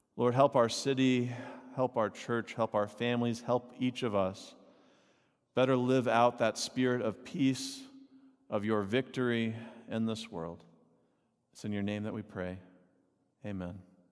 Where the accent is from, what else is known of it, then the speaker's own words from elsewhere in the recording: Texas, United States; I grew up in Texas